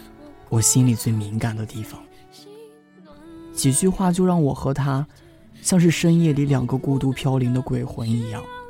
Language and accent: Chinese; Shandong, China; now in Xiamen, China; 我也是一个人从山东来到了厦门。我本以为南方会充满了温暖，但是不曾想到，厦门也有冬天。